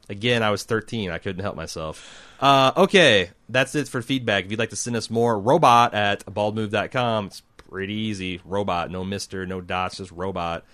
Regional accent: United States; I'm an American and th-, thus, uh, monolingual

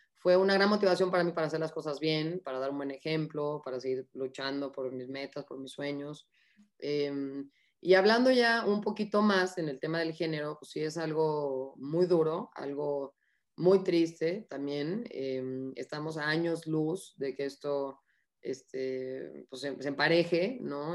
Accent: Mexico; como somos los mexicanos

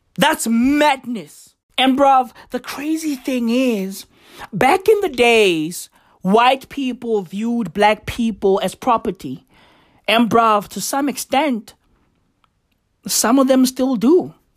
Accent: South Africa; I am South African.

